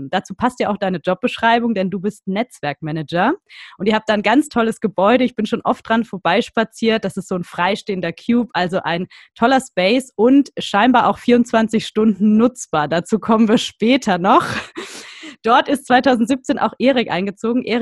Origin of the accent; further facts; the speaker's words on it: Würzburg, Bavaria, Germany; Und auch ich habe einen besonderen Bezug zu Würzburg, denn es ist meine Heimatstadt.